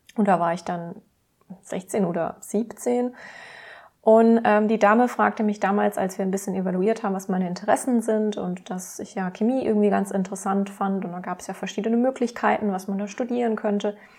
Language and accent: German; Heilbronn, Baden-Württemberg, Germany; also born or lived in Karlsruhe; Also aufgewachsen bin ich in Heilbronn in Baden-Württemberg.